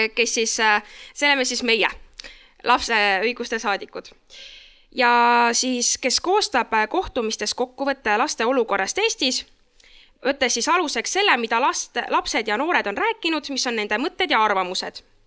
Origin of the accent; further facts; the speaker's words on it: Saare County, Estonia; tulen Saaremaalt